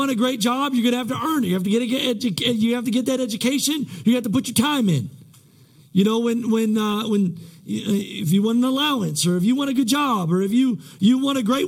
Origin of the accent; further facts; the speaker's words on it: United States; I'm American at my core